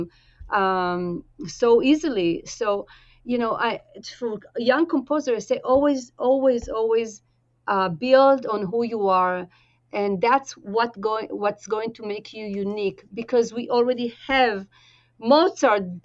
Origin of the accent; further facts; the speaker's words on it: Tel Aviv-Yafo, Tel Aviv District, Israel; moved away; I grew up in Israel and very close to old Jaffa